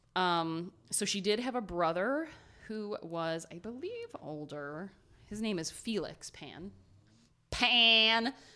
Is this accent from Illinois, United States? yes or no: no; Ohio, United States; We're from Ohio